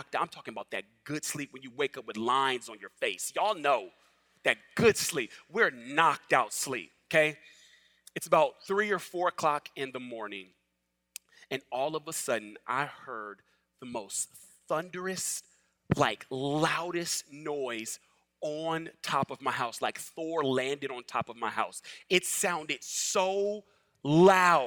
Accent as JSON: {"language": "English", "town": "Los Angeles", "region": "California", "country": "United States", "moved": "as an adult", "lives_now": "the South, United States", "said": "I'm originally from Los Angeles"}